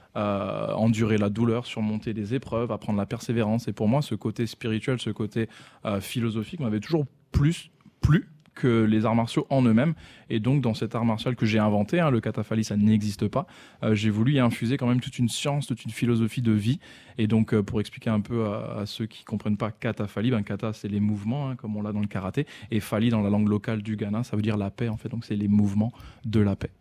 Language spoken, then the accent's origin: French; France; en tant que Français